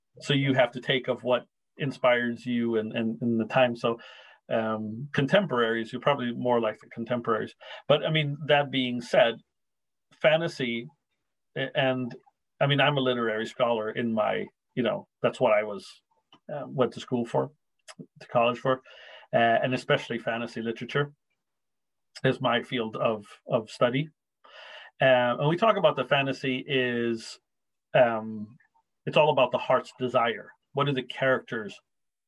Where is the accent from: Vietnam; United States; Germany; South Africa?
United States; Racine, Wisconsin; my hometown in Racine